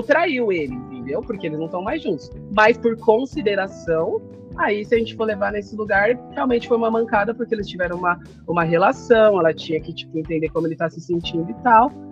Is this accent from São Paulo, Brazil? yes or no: yes; São Paulo, Brazil; eu sou daqui de São Paulo, Zona Sul